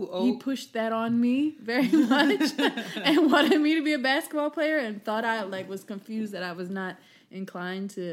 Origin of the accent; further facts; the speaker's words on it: Philadelphia, Pennsylvania, United States; majority of your friends were black growing up in Philadelphia, going to public schools